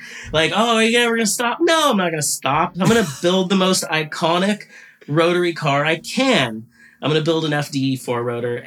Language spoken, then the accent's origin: English; United States; I'm an American driver